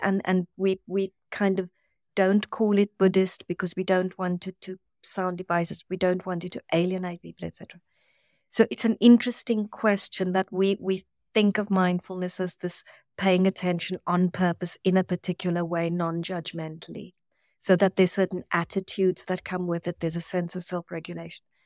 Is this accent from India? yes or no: no; South Africa; moved away; I come from South Africa